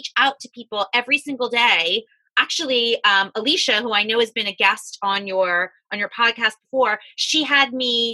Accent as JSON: {"language": "English", "region": "Florida", "country": "United States", "tie": "born or raised there", "moved": "yes", "lives_now": "New York, United States", "said": "I grew up in Florida"}